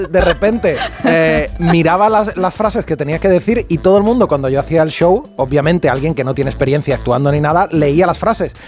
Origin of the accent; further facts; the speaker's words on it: Utrera, Andalusia, Spain; also born or lived in Madrid; now in Barcelona, Spain; Vivo aquí en Barcelona, pero soy de un pueblecito de Sevilla que se llama Utrera